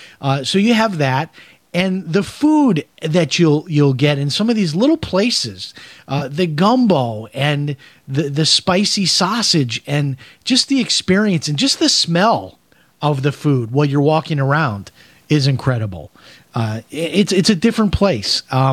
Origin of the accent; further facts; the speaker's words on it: Chicago, Illinois, United States; I went to a lot of museums growing up in Chicago.